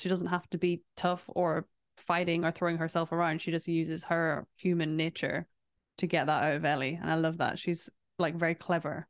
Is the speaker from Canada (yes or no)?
no; England, United Kingdom; born or raised there